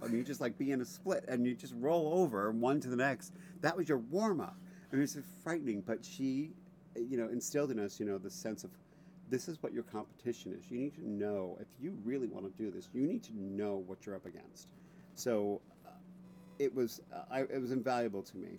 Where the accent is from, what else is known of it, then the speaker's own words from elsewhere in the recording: Rockland County, New York, United States; also born or lived in Bronx, New York City; I was born in the Bronx, but then I, when I was five, we moved to Rockland County, which is about 20 minutes out of out of New York City